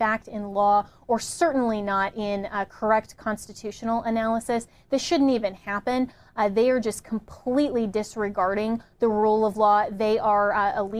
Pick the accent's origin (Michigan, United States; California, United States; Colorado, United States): Colorado, United States; I come from Colorado